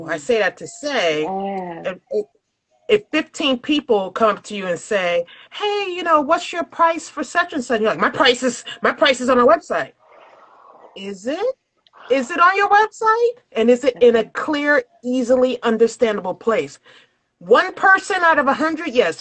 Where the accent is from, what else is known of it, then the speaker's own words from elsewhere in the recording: New York City, New York, United States; now in Woodbridge, Virginia, United States; I'm originally from Brooklyn, New York. I currently live in Woodbridge, Virginia